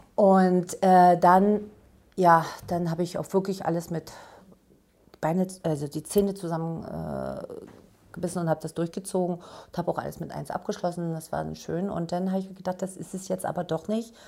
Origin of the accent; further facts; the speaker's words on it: former East Germany, Germany; komme aus der ehemaligen DDR